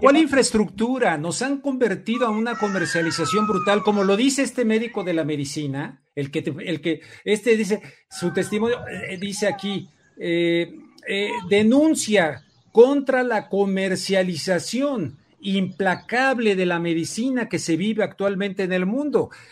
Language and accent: Spanish; Mexico